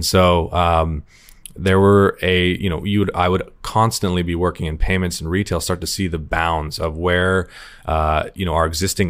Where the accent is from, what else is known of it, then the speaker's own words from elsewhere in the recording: Sonoma Valley, California, United States; I'm from Sonoma Valley, where we had a big migrant worker population